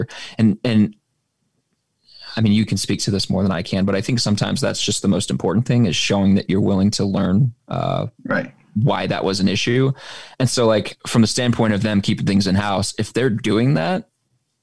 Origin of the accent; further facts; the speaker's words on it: Oklahoma, United States; moved away; I grew up in Oklahoma